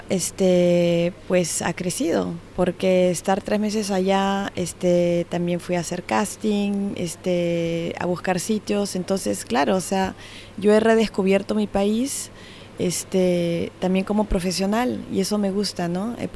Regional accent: Switzerland; Nosotros comenzamos con la producción suiza porque yo también soy suiza.

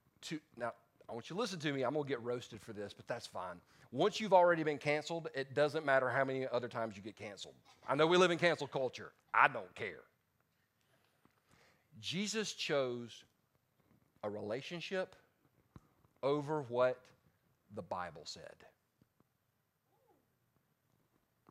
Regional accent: the South, United States; I'm from the South

